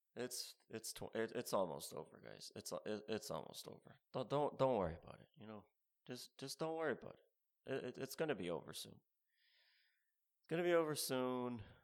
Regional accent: Canada; moved away as an adult; also born or lived in Ontario; now in United States; I'm from Canada.

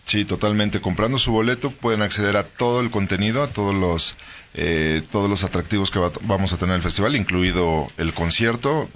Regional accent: Guanajuato, Mexico; nos define como guanajuatenses pero también como mexicanos

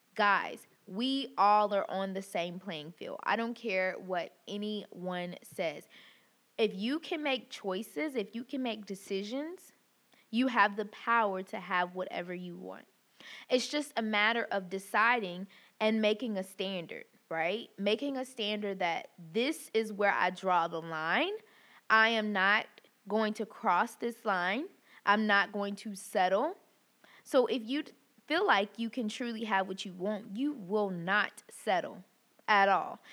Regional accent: the South, United States; growing up in the South

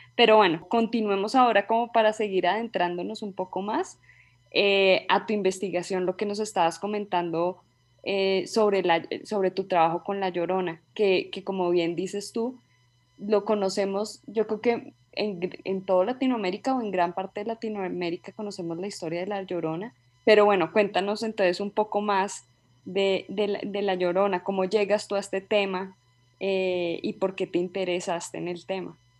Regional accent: Colombia; also born or lived in United States; soy una antropóloga colombiana

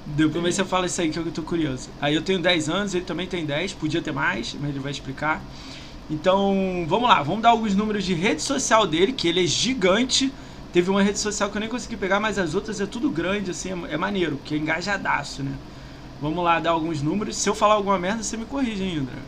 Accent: Rio de Janeiro, Brazil; Eu sou do Rio

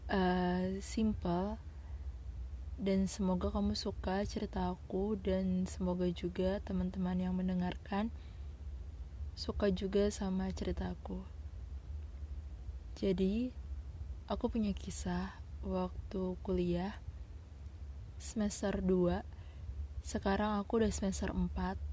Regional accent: Sulawesi, Indonesia; kebetulan aku anak Sulawesi asli dan dia perantau dari Jakarta

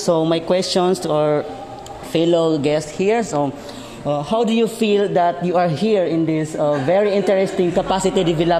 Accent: Bacolod-Kalawi, Bangsamoro, Philippines; from Bacolod, Kalawi.

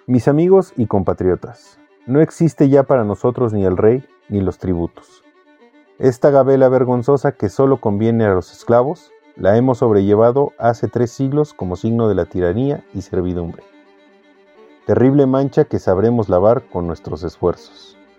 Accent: Mexico; te quitan eh, parte de tu identidad como mexicano

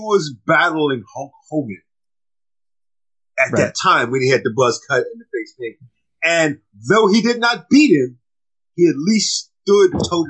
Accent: Chicago, Illinois, United States; I'm from Chicago.

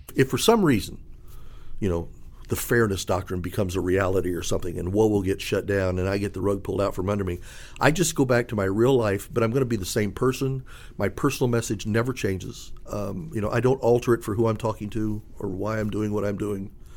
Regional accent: Indianapolis, Indiana, United States; I'm from Indianapolis

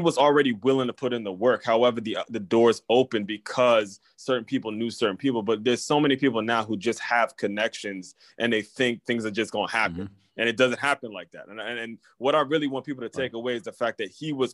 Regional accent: Maryland and DC area, United States; also born or lived in Washington, D.C.; I grew up in Maryland and DC area

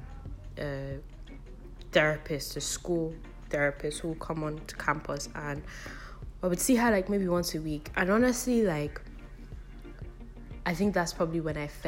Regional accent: United Kingdom; also born or lived in Lagos, Nigeria; now in Nigeria; I grew up in the UK

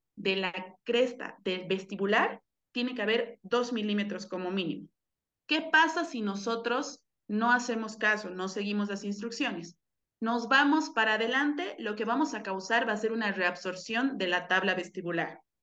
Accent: Cochabamba, Bolivia; moved away as an adult; also born or lived in Mexico City, Mexico; Yo soy de Cochabamba, Bolivia, y ahorita vivo aquí desde menos de un año que regresé aquí, aquí a mi país

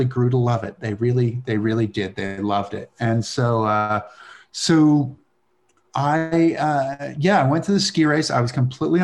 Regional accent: Massachusetts, United States; where I grew up in Massachusetts

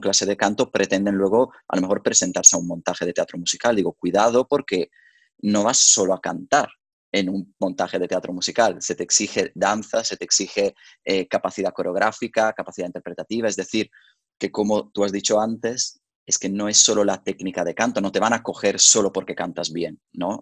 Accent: Verona, Veneto, Italy; moved away; yo soy originario de Verona, por lo tanto, desde pequeño yo iba al famoso Festival de la Arena de Verona

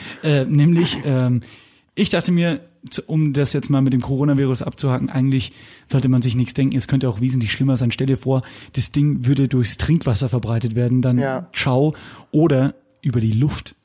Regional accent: Lower Bavaria, Germany; born or raised there

